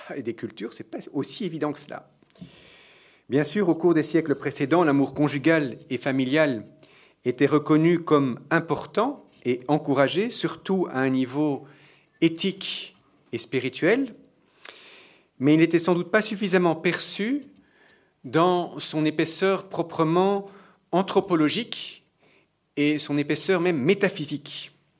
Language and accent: French; Belgium; je suis belge